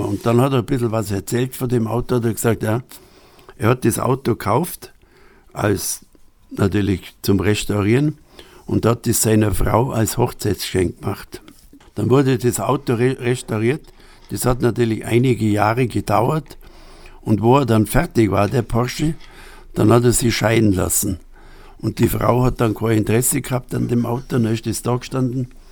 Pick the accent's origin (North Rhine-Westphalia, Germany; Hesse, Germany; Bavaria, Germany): Bavaria, Germany; Upper; accent: Upper Bavarian dialect; moved away as an adult; also born or lived in Berlin; now in Nesselwang, Germany; Ein Oberbayer, ja, genau, in Oberbayern